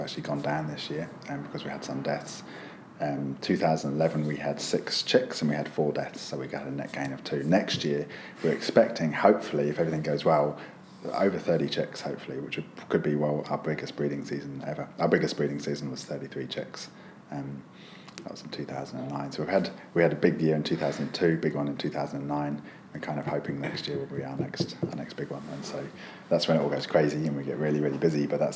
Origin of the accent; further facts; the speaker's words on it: United Kingdom; moved away as an adult; also born or lived in United States; now in New Zealand; as a kid growing up in the UK